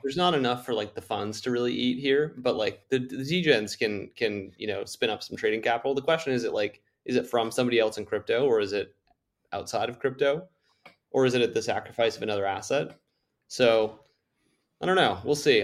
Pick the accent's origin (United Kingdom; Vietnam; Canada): Canada; I'm from Canada